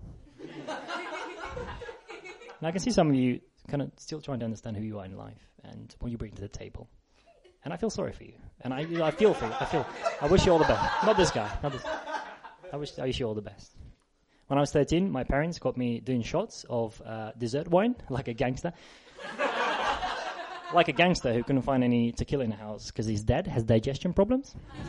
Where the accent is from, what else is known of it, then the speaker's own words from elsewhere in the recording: South West England, United Kingdom; Devon, right? I'm from Devon.